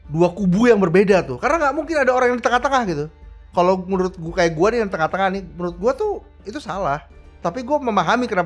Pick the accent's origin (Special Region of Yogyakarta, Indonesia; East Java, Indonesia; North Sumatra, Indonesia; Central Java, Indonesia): East Java, Indonesia; Surabaya; Banyak lari kan gue orang Surabaya juga.